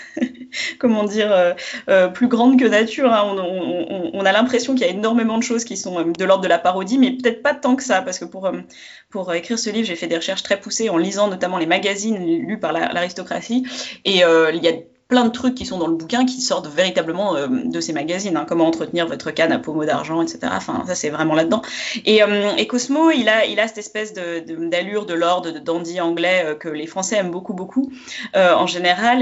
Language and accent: French; France; je suis française